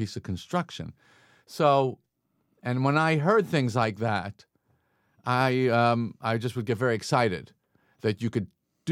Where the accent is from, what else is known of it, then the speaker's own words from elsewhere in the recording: Long Island, New York, United States; growing up on Long Island